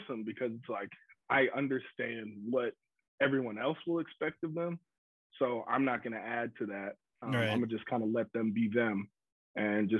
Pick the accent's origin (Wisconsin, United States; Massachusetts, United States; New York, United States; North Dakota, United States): Wisconsin, United States; Green Bay; now in Texas, United States; growing up in Green Bay